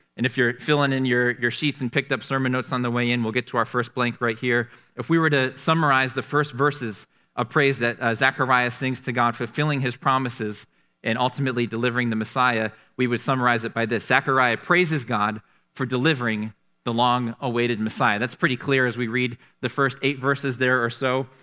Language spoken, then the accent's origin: English; Canandaigua, New York, United States; Growing up in Canandaigua